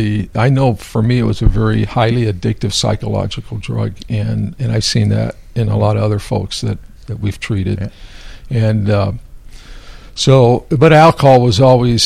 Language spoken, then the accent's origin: English; Southern California, United States; moved away as an adult; also born or lived in Nebraska / Chicago / Seattle / Monroe, Washington; I'm originally from Southern California